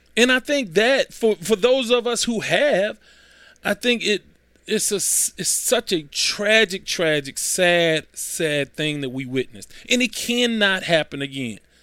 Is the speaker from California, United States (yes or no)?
no; Houston, Texas, United States; I grew up in South Park.